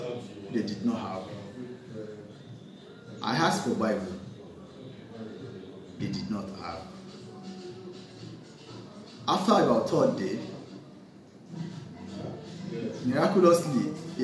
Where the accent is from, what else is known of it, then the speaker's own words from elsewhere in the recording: Djibouti; I was born and brought up in Djibouti, and Muslim family.